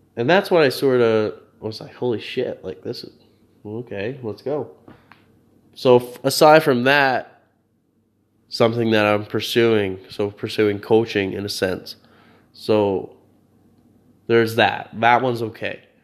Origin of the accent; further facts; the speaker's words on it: New Brunswick, Canada; moved away as an adult; New Brunswick